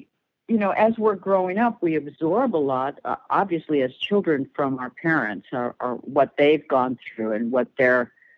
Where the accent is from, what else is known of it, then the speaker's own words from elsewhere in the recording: Cleveland, Ohio, United States; also born or lived in New York; now in Los Angeles, United States; I grew up in Cleveland